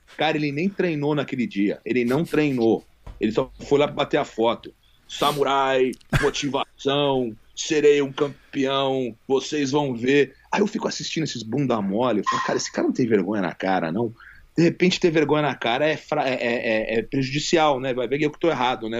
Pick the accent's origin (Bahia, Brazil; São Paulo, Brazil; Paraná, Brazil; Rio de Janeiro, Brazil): Rio de Janeiro, Brazil; moved away as an adult; also born or lived in United States; now in Las Vegas, United States; eu cresci no Rio